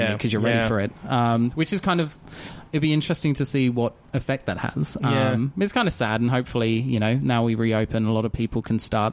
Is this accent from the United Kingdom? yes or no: yes; London, United Kingdom; accent: Cockney; I grew up in London, everyone, you know, spoke a little bit, you know, that Cockney accent